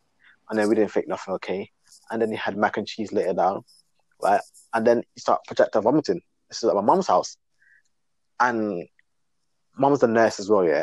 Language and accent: English; Guyana; moved away; I was born in Guyana